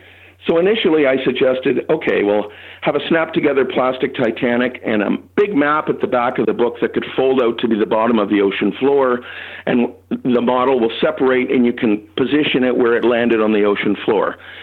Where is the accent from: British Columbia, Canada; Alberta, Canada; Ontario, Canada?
Ontario, Canada; Toronto; Well, no, but I grew up in Toronto, so I'd love to hear it.